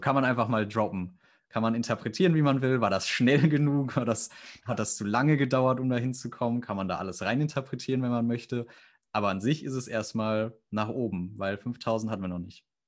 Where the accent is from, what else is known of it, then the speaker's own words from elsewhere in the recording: near the Sauerland, North Rhine-Westphalia, Germany; Dabei komme ich sogar da aus der Nähe fast schon